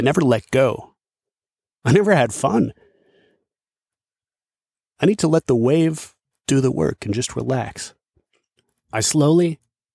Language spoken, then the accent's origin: English; Dubuque, Iowa, United States; moved away; I'm back in my hometown of Dubuque, Iowa